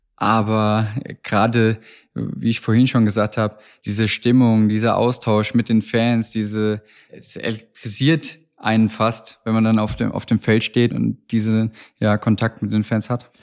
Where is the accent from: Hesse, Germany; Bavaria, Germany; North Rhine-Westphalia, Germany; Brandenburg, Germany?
Hesse, Germany; Bin waschechter Hesse, für mich mit der Heimat ungemein verbunden